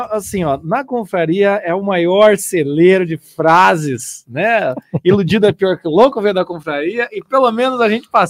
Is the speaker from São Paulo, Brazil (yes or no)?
yes; São Paulo, Brazil; tenho 28 anos, sou de São Paulo, capital.